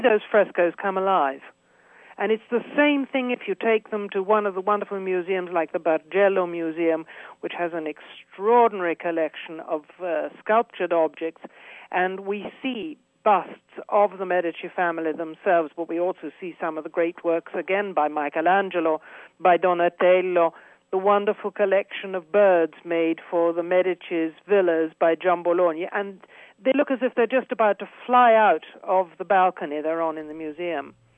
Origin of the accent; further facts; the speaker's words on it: United Kingdom; moved away as an adult; now in Florence, Italy; I'm British, but I have Italian nationality. Uh, I've lived here for forty-three years